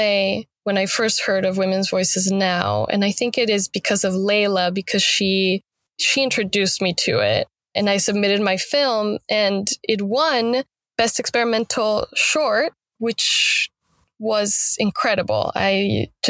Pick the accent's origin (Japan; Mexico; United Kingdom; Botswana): Mexico; Mexico City; moved away as an adult; now in Los Angeles, United States; I'm from Mexico City. The capital.